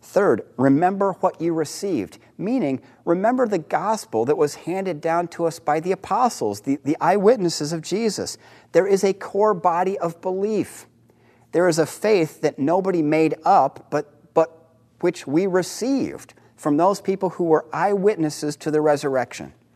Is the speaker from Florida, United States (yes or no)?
no; Dayton, Ohio, United States; moved away; I grew up in Dayton, Ohio.